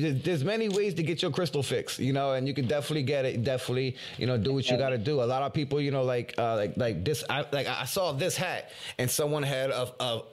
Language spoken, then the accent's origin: English; Philadelphia, Pennsylvania, United States; I'm from Philly. And they're like, you're from Philly. You ain't even got an accent.